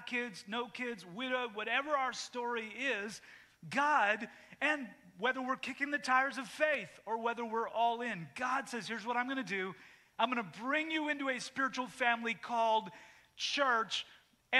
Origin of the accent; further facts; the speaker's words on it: Canada; moved away; when I grew up in Canada, when I moved here